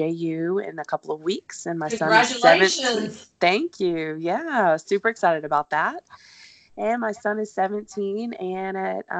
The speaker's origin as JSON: {"language": "English", "region": "Texas", "country": "United States", "moved": "yes", "lives_now": "Jacksonville, United States", "said": "originally I'm from Texas, but been in Florida in Jacksonville 30 plus years, reside on the north side."}